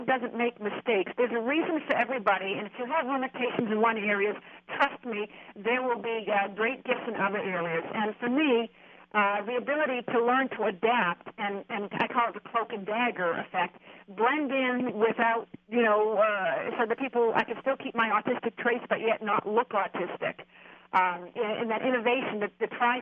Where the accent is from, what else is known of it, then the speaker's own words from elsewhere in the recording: Germany; moved away; I grew up in Germany. I mean, I'm born in Germany. I grew up in Germany.